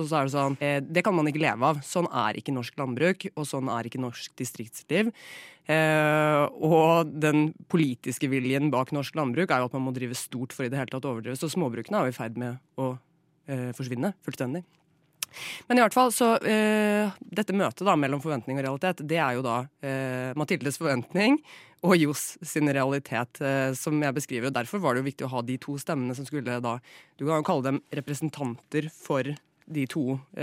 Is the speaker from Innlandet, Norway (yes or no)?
no; Flatdal, Telemark, Norway; born or raised there; moved away